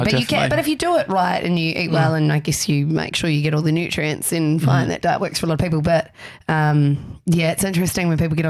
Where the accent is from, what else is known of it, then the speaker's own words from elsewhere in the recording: New Zealand; moved away as an adult; now in Melbourne, Australia; it's obvious I'm a Kiwi.